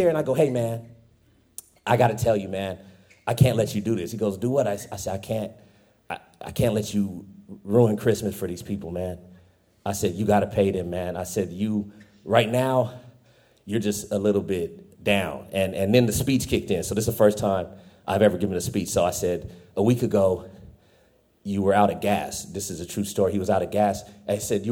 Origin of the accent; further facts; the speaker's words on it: Fresno, California, United States; I'm from Fresno